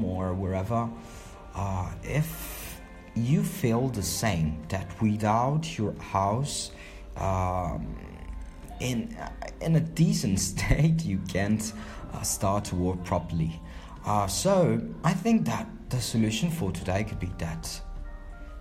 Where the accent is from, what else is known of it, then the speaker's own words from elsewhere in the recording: Palermo, Sicily, Italy; I'm from Palermo in Sicily, the island southern Italy